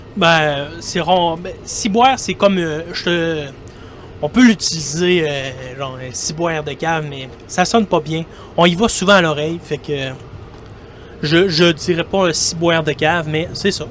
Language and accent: French; Quebec, Canada; accent: Québécois; vous allez euh, sûrement le reconnaître par mon accent. Pour ceux qui ne me connaissent pas, je suis un Québécois. Et eh oui, je suis un Québécois qui habite au Québec